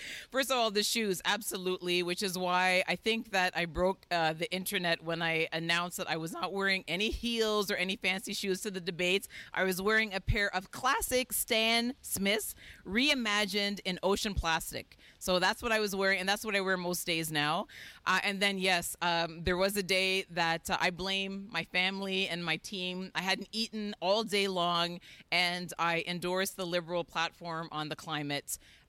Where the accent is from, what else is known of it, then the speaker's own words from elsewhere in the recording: Jamaica; I'm a Jamaican. I'm a Jamaican.